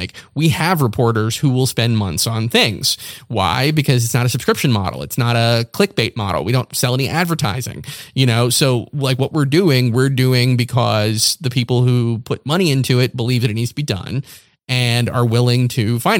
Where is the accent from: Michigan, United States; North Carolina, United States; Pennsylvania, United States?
North Carolina, United States; Morehead City; born there; I was born in North Carolina. I was born in Eastern North Carolina. I was technically born in Morehead City, North Carolina, but that's because that's where the nearest hospital was.